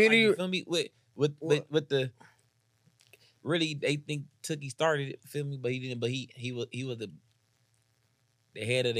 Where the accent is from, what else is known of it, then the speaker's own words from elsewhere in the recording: Atlanta, Georgia, United States; I'm from South Atlanta, Georgia, like, you feel me? So I was born in this shit